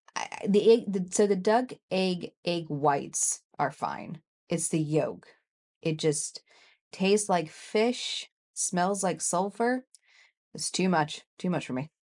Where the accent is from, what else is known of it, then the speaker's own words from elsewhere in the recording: Kansas City, Missouri, United States; we grew up in Kansas City